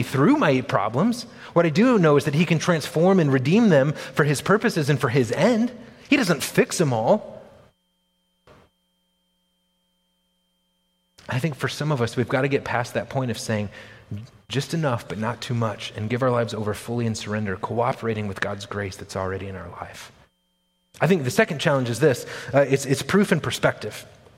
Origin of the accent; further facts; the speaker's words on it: United States; as modern American people